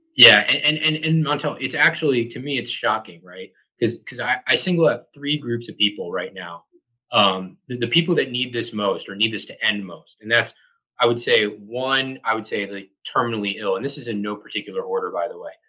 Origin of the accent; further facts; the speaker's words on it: Montgomery County, Maryland, United States; moved away as an adult; also born or lived in Atlanta / New York City; Grew up uh, Montgomery County, Maryland. It's just north of the uh, D.C. border